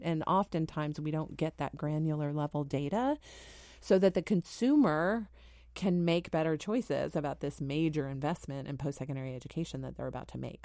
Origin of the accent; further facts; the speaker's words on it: Dallas, Texas, United States; moved away as an adult; also born or lived in St. Louis, Missouri; now in Washington, D.C., United States; I spent most of my sort of formative years in Texas, growing up in Texas